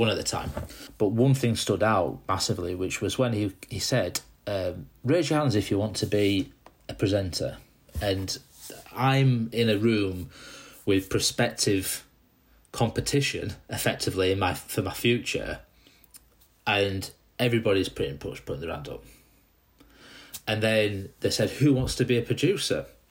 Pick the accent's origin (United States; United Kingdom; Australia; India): United Kingdom; Dewsbury, Yorkshire and the Humber; I came out from Dewsbury originally in West Yorkshire